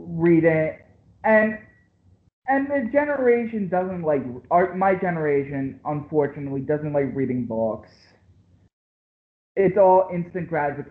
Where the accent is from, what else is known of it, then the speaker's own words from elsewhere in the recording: Philadelphia, Pennsylvania, United States; I'm from Philadelphia. Okay. I'm right outside of Philadelphia.